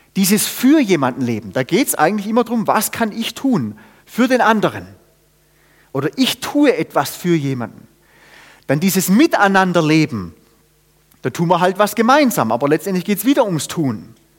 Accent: Germany; ich bin Deutscher

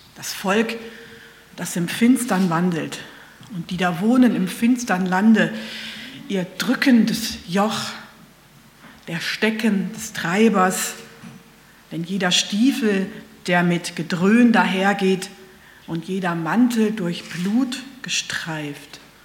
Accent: Germany; bei uns in Deutschland

